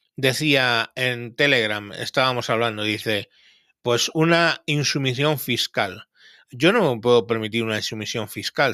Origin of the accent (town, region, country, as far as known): Spain